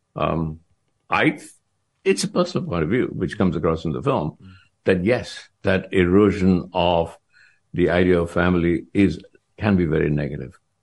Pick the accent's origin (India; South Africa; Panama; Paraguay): India; I'm Indian